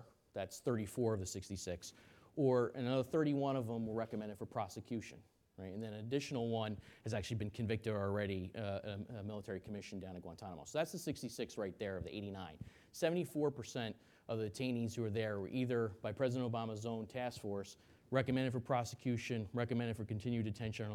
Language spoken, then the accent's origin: English; New York, United States; I'm a New Yorker, I'm from New York